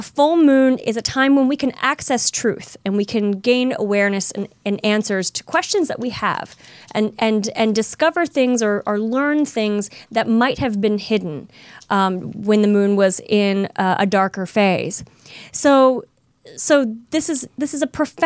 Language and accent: English; St. Louis, Missouri, United States; moved away; my hometown of St. Louis